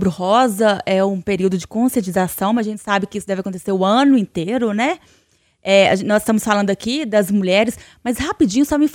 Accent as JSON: {"language": "Portuguese", "area": "Vale do Aço", "region": "Minas Gerais", "country": "Brazil", "said": "a gente é lá do Vale"}